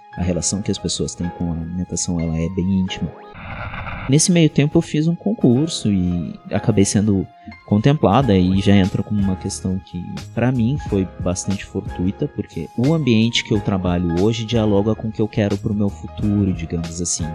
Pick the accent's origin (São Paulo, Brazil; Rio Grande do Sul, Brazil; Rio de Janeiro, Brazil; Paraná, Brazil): Rio Grande do Sul, Brazil; São Jerônimo; moved away; lá na minha cidade natal, que é São Jerônimo